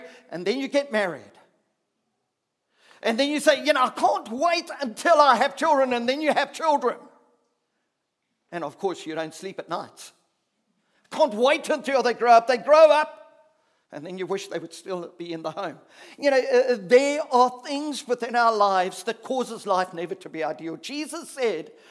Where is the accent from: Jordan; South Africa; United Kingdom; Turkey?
South Africa; as a South African person